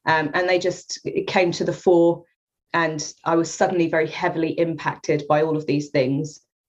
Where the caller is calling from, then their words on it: Norwich, East of England, United Kingdom; I'm in Norwich, Norfolk, UK.